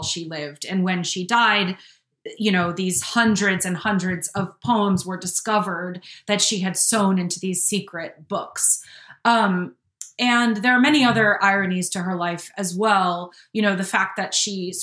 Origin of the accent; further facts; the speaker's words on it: Hudson Valley, New York, United States; I grew up in the Hudson Valley, which is very near New England